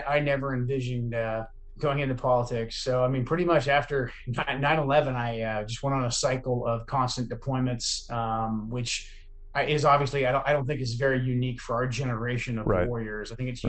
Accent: Portland, Oregon, United States; I grew up in Portland, Oregon, which was not Portland, Oregon that you see today on TV. Portland, Oregon in the 80s and the 90s was a beautiful little suburban, small town almost community.

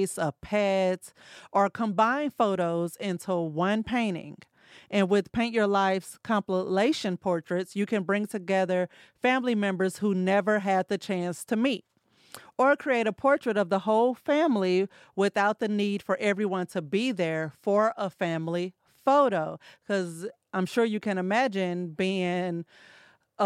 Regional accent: St. Louis, Missouri, United States; moved away; we're from St. Louis

